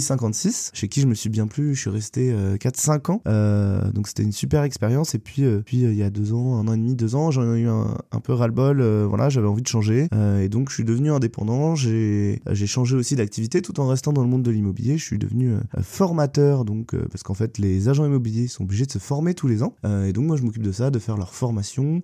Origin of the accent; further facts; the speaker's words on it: Caudan, Brittany, France; also born or lived in Hennebont / Lorient; mes parents ont rapidement déménagé à Codan quand j'étais qu'un bébé, et donc bah, j'y ai vécu en fait jusqu'à ma majorité.